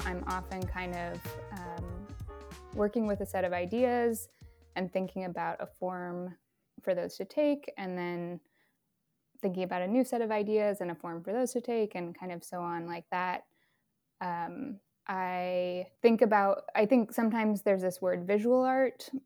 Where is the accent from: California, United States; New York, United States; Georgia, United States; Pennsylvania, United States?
California, United States; Berkeley; moved away as an adult; also born or lived in San Francisco; now in Brooklyn, United States; I grew up in Berkeley in San Francisco